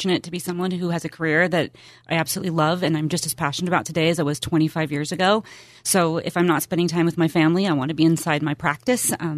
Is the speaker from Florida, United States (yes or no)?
no; Riverside, California, United States; now in Temecula, United States; I was born in Southern California. I grew up in Riverside, California